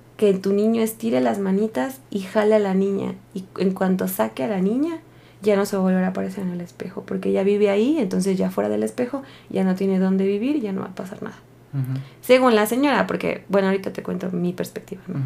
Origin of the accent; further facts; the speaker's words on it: Taxco, Guerrero, Mexico; yo soy de Tasco Guerrero